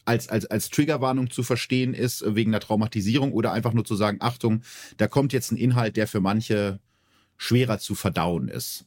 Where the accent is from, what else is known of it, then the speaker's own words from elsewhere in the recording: North Rhine-Westphalia, Germany; so einen Bezug zu meiner Heimat hat, zum schönen Ostwestfalen.